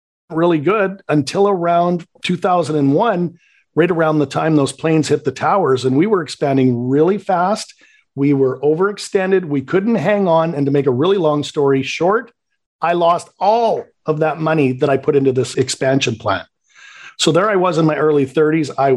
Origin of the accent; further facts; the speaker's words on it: Canada; accent: Canadian; I'm born and raised in Canada. So if you detect a little bit of a Canadian accent, you'll know why.